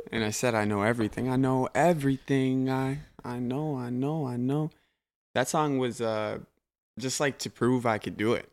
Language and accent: English; Blaine, Minnesota, United States; I grew up with my mom in Blaine